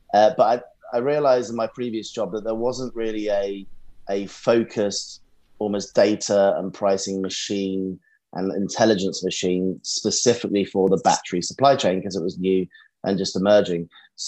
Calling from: London, United Kingdom; Central London at the moment today

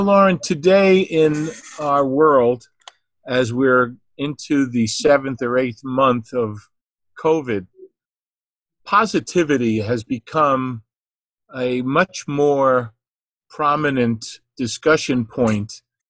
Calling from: New Jersey, United States; I'm calling in from New Jersey here

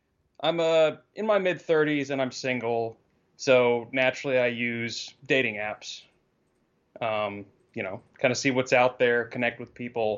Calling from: Texas, United States; from Texas.

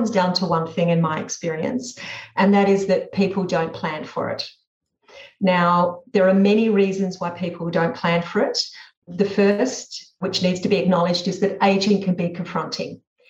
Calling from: Sydney, New South Wales, Australia; I'm speaking from Sydney and sunny Australia

